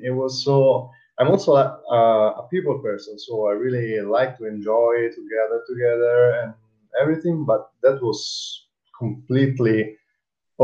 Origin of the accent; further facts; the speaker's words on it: Italy; English is a second language; moved away as an adult; now in Stockholm, Sweden; I come from Italy.